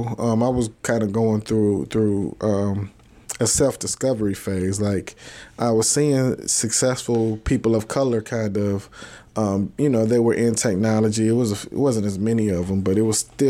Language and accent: English; Robbins, Illinois, United States; I'm from Robbins. I always represent where I'm from.